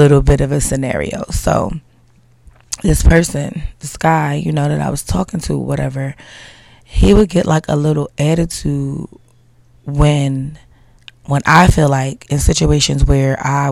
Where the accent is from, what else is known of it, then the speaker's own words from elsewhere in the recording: Philadelphia, Pennsylvania, United States; I'm like from Philly